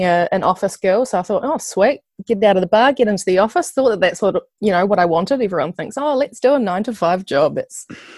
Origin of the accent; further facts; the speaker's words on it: Nelson, New Zealand; moved away as an adult; also born or lived in Christchurch; I'm from Nelson. I lived in Christchurch with my partner for the last 5 years, but we've just recently moved back up to Nelson